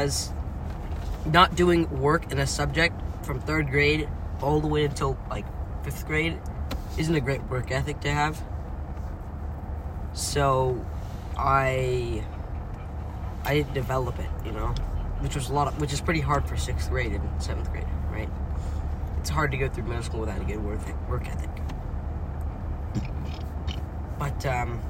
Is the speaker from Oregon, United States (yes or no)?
no; Santa Clara, California, United States; also born or lived in Mountain View, California; I was born in California. Hospital in Mountain View. But I grew up... I'm growing up in Santa Clara, right on the edge of San Jose